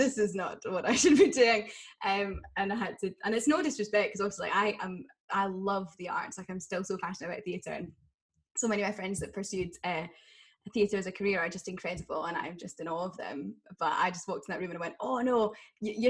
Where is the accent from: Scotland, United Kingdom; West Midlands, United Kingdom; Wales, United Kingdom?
Scotland, United Kingdom; Aberdeen; I grew up in Aberdeen